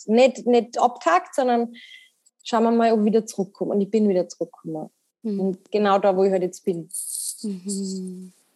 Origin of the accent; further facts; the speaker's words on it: Salzburg, Austria; bin aus Salzburg